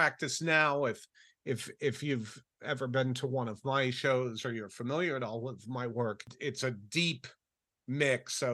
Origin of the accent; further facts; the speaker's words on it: Rhode Island, United States; I grew up in Rhode Island